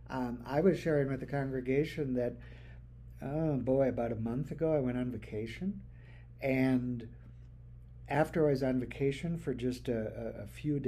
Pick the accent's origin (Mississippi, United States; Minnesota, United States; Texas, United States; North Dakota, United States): North Dakota, United States; when I was growing up in North Dakota